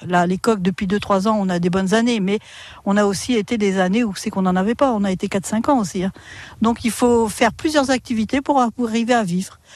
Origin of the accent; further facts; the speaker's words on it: France; je suis natif de Caen